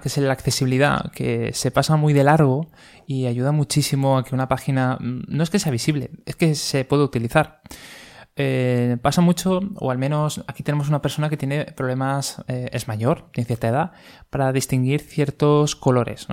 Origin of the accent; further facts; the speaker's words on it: Valencia, Valencian Community, Spain; somos de Valencia